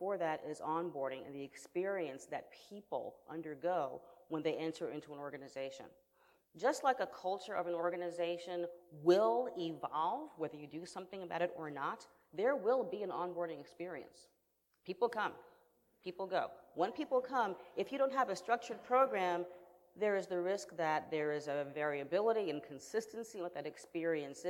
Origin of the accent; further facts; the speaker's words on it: New York, United States; I'm from New York